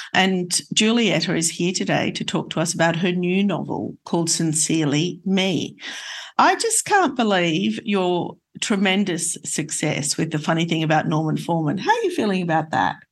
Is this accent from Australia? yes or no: yes; Australia; moved away as an adult; I hadn't been on a plane until I left Australia in my 20s